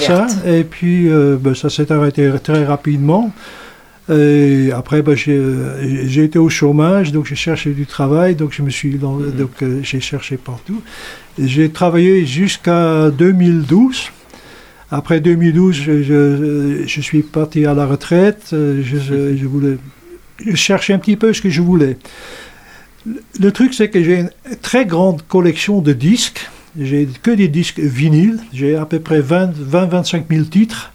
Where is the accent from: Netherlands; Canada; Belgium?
Netherlands; moved away as an adult; now in Saint-Barthélemy-d'Anjou, France; je viens des Pays-Bas